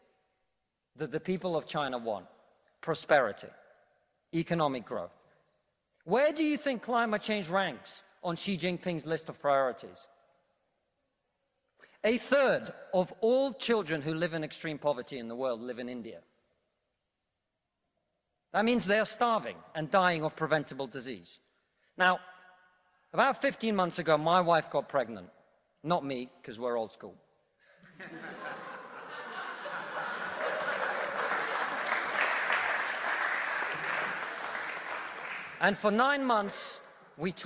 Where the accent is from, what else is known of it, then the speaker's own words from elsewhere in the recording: Russia; now in United Kingdom; I come from Russia, which is not a poor country, it's a middle-income country.